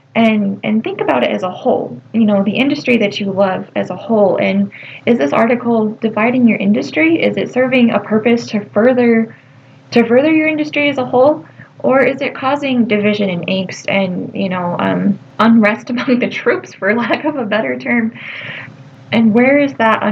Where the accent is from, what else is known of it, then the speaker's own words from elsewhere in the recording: United States; we as American agriculturists